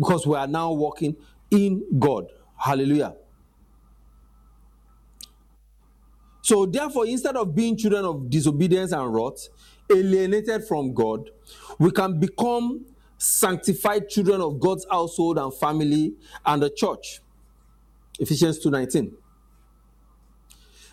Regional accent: Nigeria

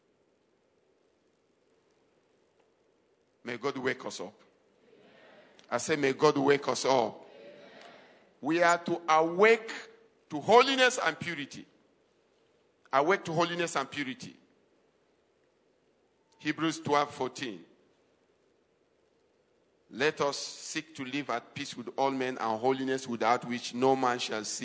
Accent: Adamawa, Nigeria; we are indigenous of Adamawa State

